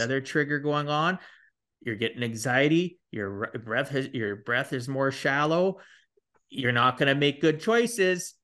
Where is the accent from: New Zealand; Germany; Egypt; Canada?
Canada; I'm Canadian